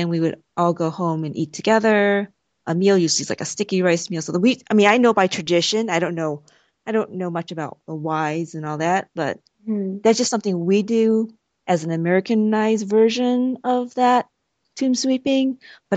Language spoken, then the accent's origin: English; Cleveland, Ohio, United States; growing up in Cleveland